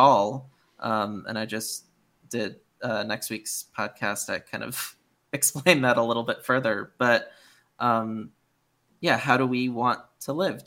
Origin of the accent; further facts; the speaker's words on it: Connecticut, United States; moved away as an adult; also born or lived in Boston; now in California, United States; I grew up in Connecticut